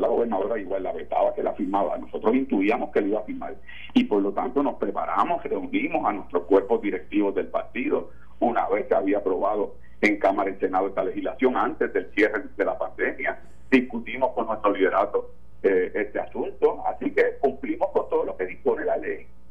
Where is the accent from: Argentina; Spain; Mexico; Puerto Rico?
Puerto Rico; lo que somos puertorriqueños